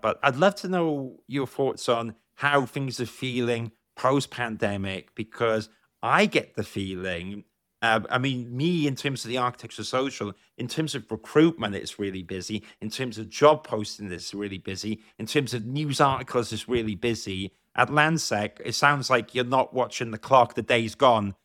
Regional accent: South Wales, United Kingdom; I grew up in South Wales

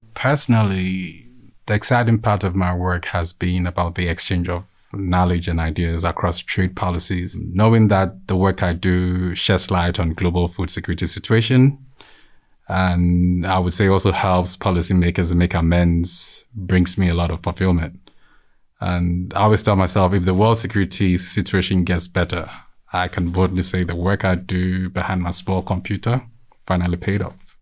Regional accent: Ghana; moved away; I hail from Ghana, a neighboring country to Cote d'Ivoire

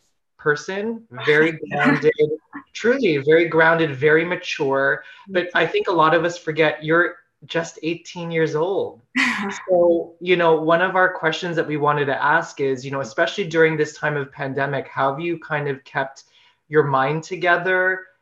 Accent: Philippines; So I'm sure you know, like, as a Filipino person, anytime a Filipino person gains any kind of fame

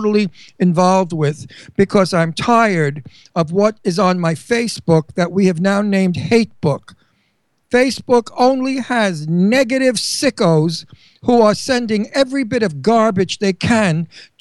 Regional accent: New York, United States; accent: Brooklyn; I'm a New Yorker, just like Trump. And we homebred, born in New York people

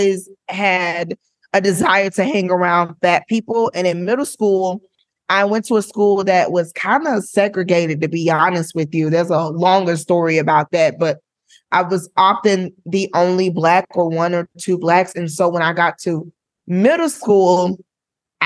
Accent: Florida, United States; I'm from Florida

